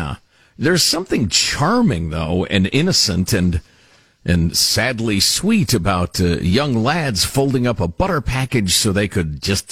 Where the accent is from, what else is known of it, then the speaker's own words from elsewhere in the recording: Massachusetts, United States; now in Florida, United States; Guys, … from Florida here. Originally, I am from Massachusetts.